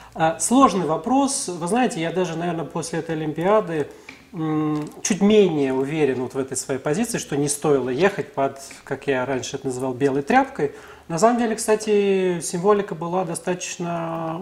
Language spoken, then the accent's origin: Russian; Russia